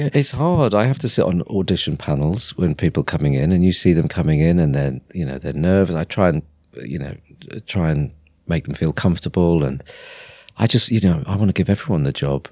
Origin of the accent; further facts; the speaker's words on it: Norwich, East of England, United Kingdom; I was born, uh, in Norwich, uh, in, uh, nineteen seventy-five, and, um, I grew up in Norwich